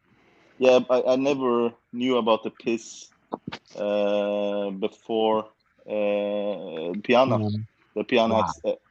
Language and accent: English; Oslo, Norway; Yeah, I'm born and raised in Oslo, actually. And but now I'm moved. So I moved a little bit outside of Oslo, a small town.